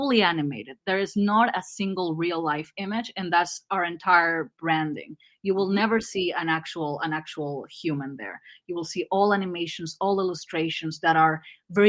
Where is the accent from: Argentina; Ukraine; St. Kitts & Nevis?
Argentina; English is a second language; I'm Argentinian